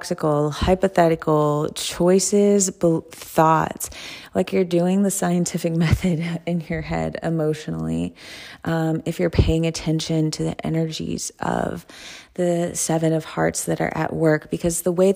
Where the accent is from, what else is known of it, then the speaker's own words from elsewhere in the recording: the South, United States; I'm from the South